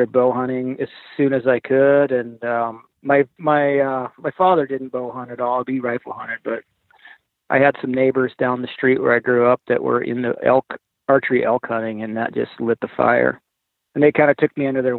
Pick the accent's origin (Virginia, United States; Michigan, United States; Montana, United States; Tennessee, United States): Montana, United States; moved away; I grew up in Montana